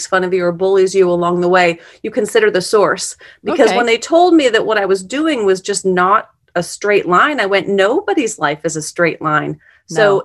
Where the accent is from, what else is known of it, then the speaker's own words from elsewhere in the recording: a farm outside of Omaha, Nebraska, United States; also born or lived in Sterling, Illinois; now in Kansas City, United States; A little farm outside of Nebraska, outside of Omaha. So I grew up